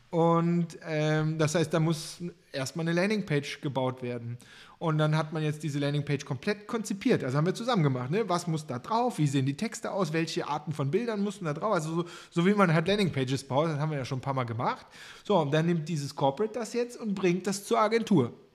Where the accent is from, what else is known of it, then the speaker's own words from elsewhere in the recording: Cologne, North Rhine-Westphalia, Germany; ich als Kölner